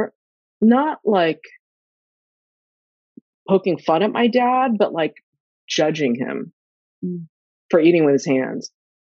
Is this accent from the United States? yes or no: yes; Sacramento, California, United States; my brother and I were the first generation that were born and raised in the U.S. Mm. And we grew up in Northern California, in Sacramento